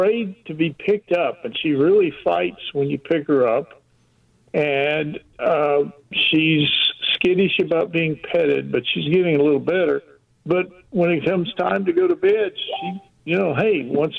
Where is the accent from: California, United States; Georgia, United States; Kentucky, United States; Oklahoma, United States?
Oklahoma, United States; now in Plattsburgh, United States; originally from Oklahoma.